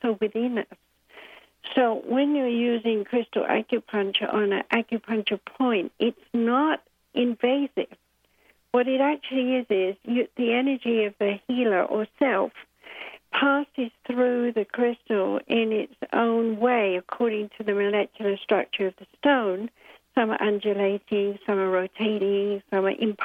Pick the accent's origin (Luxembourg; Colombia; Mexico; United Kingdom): United Kingdom; I'm British, born in 1942 with a bomb actually exploding when I popped out, according to my mom